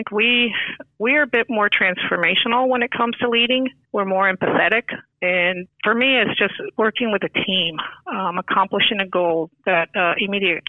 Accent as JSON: {"language": "English", "region": "New York", "country": "United States", "moved": "yes", "lives_now": "Florida, United States", "said": "I am originally from New York"}